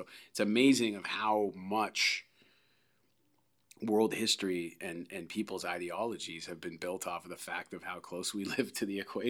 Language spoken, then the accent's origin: English; Canada; also born or lived in Delaware / San Francisco / Los Angeles; First of all, as a Canadian, I'd never seen anything like that. I mean, I grew up for a little while in Delaware, and then I grew up in San Fran and L.A.